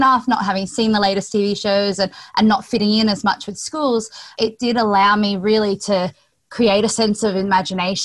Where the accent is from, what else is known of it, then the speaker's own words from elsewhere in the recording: Sunshine Coast, Queensland, Australia; I grew up on the Sunshine Coast in Queensland, Australia.